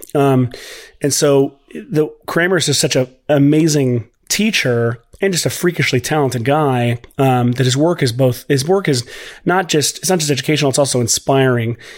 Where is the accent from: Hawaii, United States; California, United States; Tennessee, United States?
Tennessee, United States; Nashville; also born or lived in Los Angeles / Waco, Texas; I'm from Nashville, Tennessee. Uh, I am here currently.